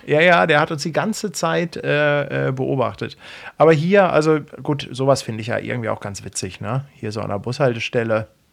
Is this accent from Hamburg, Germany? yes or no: yes; Hamburg, Germany; als Hamburger